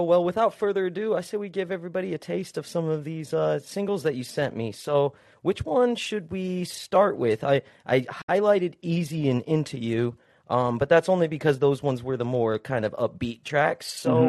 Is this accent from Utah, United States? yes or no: yes; Utah, United States; I'm from Utah, so I know about that, snow life, bro.